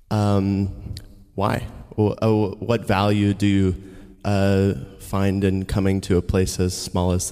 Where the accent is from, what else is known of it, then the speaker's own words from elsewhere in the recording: Plano, Texas, United States; I'm from Plano.